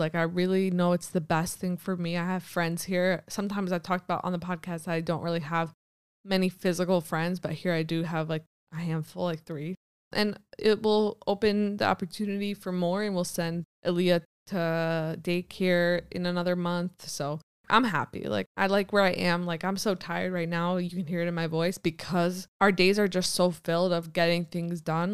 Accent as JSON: {"language": "English", "country": "United States", "moved": "yes", "lives_now": "Israel", "said": "being American"}